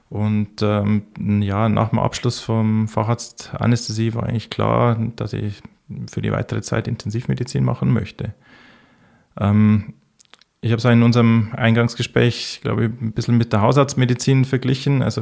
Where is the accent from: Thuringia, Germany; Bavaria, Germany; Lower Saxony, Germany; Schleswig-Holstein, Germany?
Bavaria, Germany; Ich komme ursprünglich aus dem Bayerischen Wald. Ich bin 1982 äh, äh, in einem kleinen Ort im Herzen des Bayerischen Waldes geboren, nicht weit weg von der tschechischen Grenze und der österreichischen Grenze bin dort dann aufgewachsen